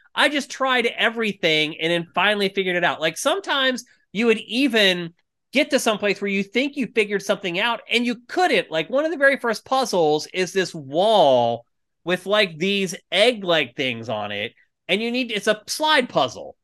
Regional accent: Los Angeles, California, United States; they found out we're from L

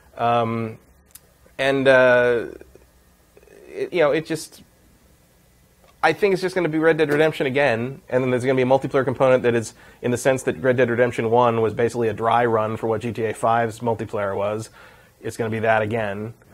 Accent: West Coast, United States; I come from the West Coast. Like that area, this area of the country.

